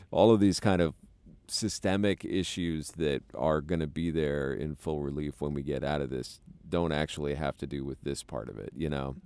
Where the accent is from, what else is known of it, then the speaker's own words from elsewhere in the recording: United States; as an American